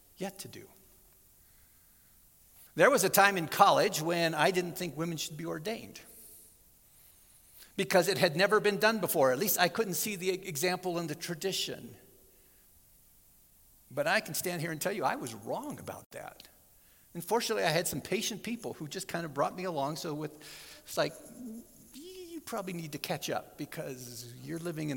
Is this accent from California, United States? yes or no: yes; Southern California, United States; I grew up in Southern California